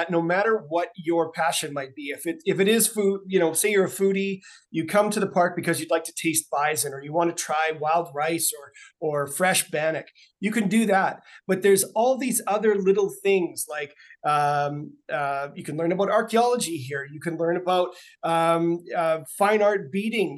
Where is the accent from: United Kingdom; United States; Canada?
Canada; Saskatoon, Saskatchewan; I grew up in Saskatoon